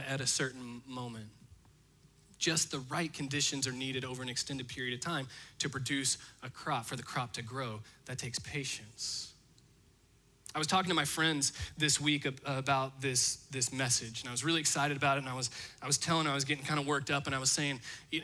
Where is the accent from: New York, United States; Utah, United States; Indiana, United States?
Indiana, United States; I'm from Indiana, and so I actually spent a lot of my life looking out my bedroom window across to a cornfield.